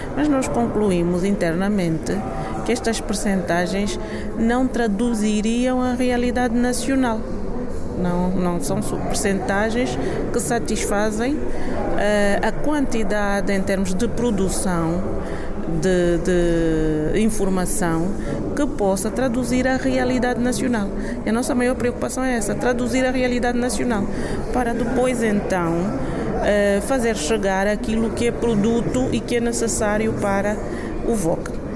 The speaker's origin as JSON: {"language": "Portuguese", "country": "Angola"}